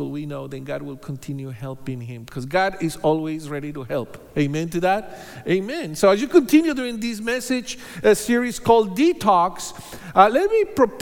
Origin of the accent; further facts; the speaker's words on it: Bogotá, Colombia; moved away as an adult; also born or lived in Hawaii; now in United States; So we are both from Bogota, Colombia. So we are Colombianos. So we met there. We were born there. We were raised there. And we moved to the U.S. Several years ago